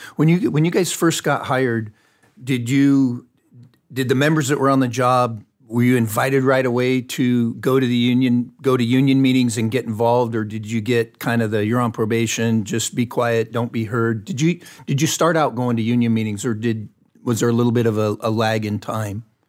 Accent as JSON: {"language": "English", "town": "Fontana", "region": "California", "country": "United States", "tie": "born or raised there", "said": "I grew up, I was born and raised in Fontana, California, which is in Southern California."}